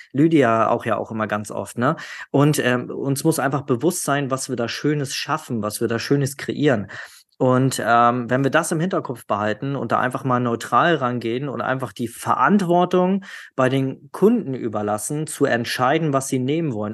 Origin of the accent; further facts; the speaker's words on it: the North, Northern Germany, Germany; Also ich komme ja aus dem Norden